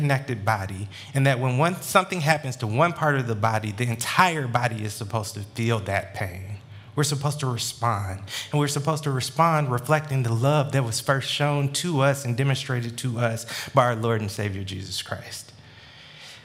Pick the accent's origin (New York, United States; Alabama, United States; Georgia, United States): Georgia, United States; Atlanta; born and raised in Metro Atlanta